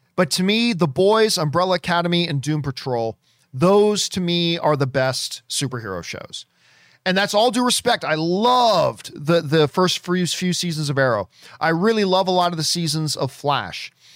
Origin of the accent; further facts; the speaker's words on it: Hamilton, Ontario, Canada; I'm from Hamilton, Ontario